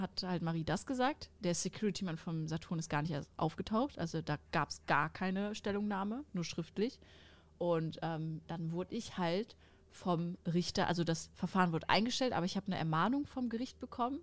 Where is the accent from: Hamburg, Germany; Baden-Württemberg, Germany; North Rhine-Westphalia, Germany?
North Rhine-Westphalia, Germany; Sauerland; moved away as an adult; now in Cologne, Germany; Ich wohne jetzt in Köln, aber das Sauerland, das ist einfach meine Heimat.